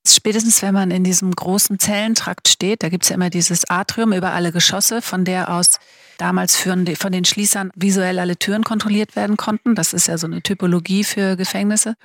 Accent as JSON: {"language": "German", "region": "Schleswig-Holstein", "country": "Germany", "moved": "yes", "said": "ich bin ja aus Schleswig-Holstein"}